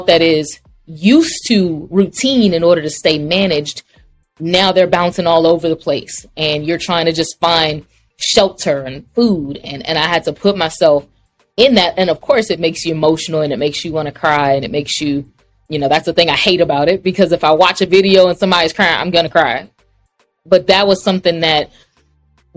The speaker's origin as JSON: {"language": "English", "town": "Baton Rouge", "region": "Louisiana", "country": "United States", "tie": "born or raised there", "said": "I grew up in Baton Rouge"}